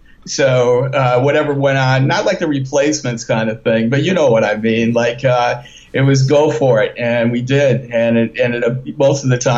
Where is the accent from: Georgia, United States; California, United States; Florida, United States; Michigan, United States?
Michigan, United States; Detroit; now in New York, United States